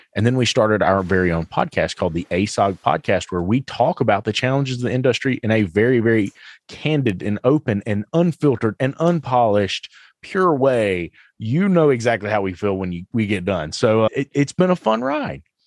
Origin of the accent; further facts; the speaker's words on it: the South, United States; I'm from the South.